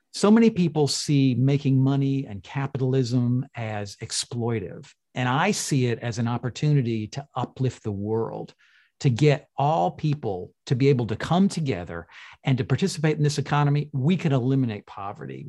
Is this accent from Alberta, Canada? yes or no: no; Toronto, Ontario, Canada; was born in, in Toronto